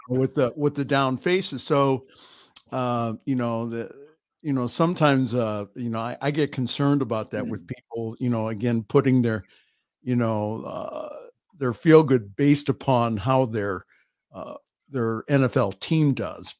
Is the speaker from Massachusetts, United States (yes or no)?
no; Ohio, United States; I'm from Ohio